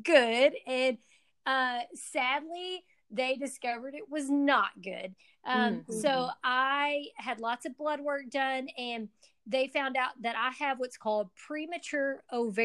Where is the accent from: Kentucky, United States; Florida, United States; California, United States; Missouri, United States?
Kentucky, United States; Owensboro; I'm from Owensboro, Kentucky, originally, and grew up a little bit outside of town in a little rural community called Utica